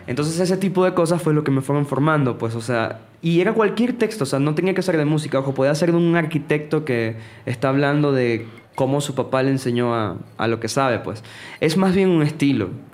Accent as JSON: {"language": "Spanish", "country": "Venezuela", "tie": "born or raised there", "moved": "yes", "said": "en mi ciudad, yo soy de Venezuela"}